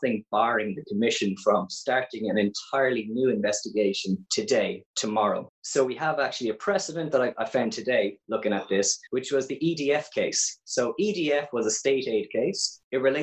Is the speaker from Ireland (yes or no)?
yes; Cork, Munster, Ireland; you can probably tell from my accent, I'm from Ireland. I'm actually from Cork